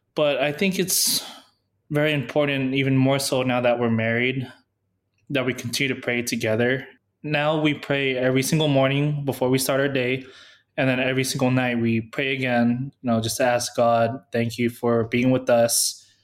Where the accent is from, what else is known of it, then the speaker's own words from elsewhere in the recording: San Diego, California, United States; moved away as an adult; I was from San Diego